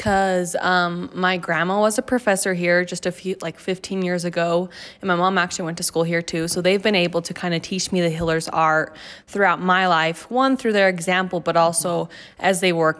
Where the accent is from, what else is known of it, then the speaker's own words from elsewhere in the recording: Midland, Texas, United States; I am from Midland, Texas, a very, very small town, West Texas.